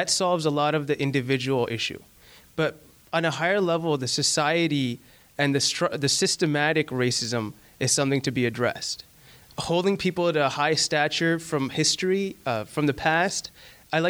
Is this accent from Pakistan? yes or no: yes; Pakistan; moved away; I come from Pakistan. Over there, where my people are very racist